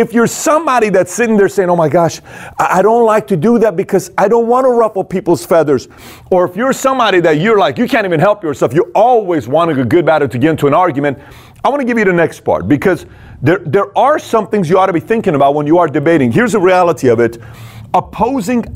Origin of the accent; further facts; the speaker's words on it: Iran; moved away; I was born and raised in Iran